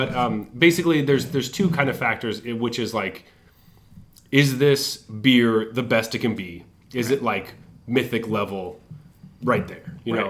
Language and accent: English; Colorado, United States; from my hometown in Colorado.